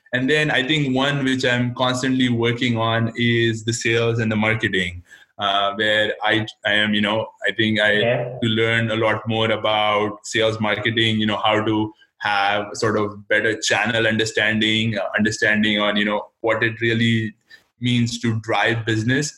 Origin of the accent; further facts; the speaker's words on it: India; now in United States; I was born and raised in India, and then I did uh, most of my education here, and I've actually only worked in the United States.